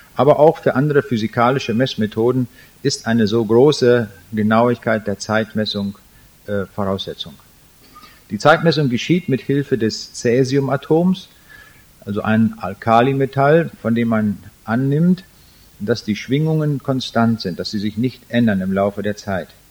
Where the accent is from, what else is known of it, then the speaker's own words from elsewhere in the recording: Germany; also born or lived in Braunschweig; als Deutsche